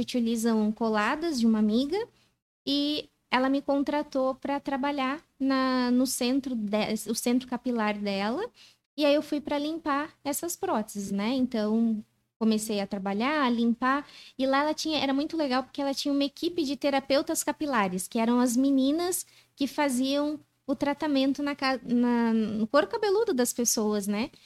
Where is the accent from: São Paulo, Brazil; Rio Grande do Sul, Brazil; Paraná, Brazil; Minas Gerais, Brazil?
São Paulo, Brazil; moved away; also born or lived in Itaquaquecetuba, São Paulo / Joinville; Aí eu fui para Vila Maria, São Paulo, daí capital